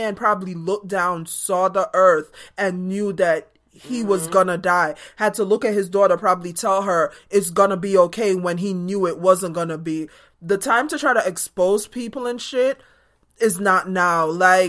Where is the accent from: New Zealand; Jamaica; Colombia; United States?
Jamaica; born or raised there